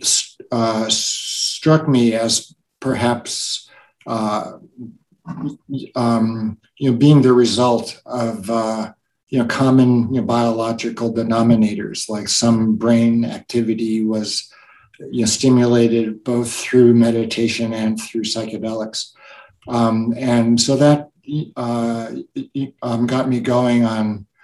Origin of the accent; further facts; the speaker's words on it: Los Angeles, California, United States; moved away as an adult; also born or lived in Alaska / British Columbia / Washington State / New Mexico; now in Gallup, United States; I was born at Cedar Sinai in Los Angeles. And then I was raised in Van Nuys